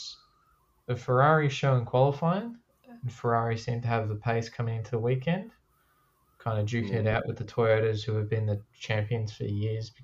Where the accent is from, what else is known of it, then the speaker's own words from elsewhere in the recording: Australia; I'm an Australian